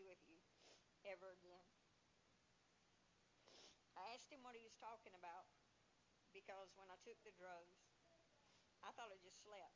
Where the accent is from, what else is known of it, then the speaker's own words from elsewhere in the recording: Jamestown, North Carolina, United States; I grew up in Jamestown, North Carolina, in a Christian home